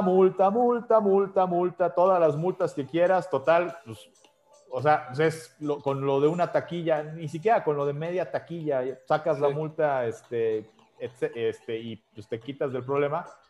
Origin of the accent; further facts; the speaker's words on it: Mexico; moved away; como mexicano